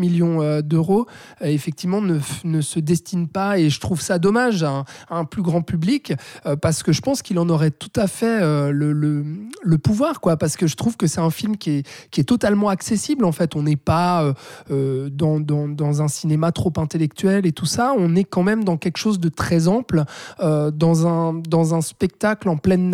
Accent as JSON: {"language": "French", "country": "Switzerland", "said": "chez nous en Suisse"}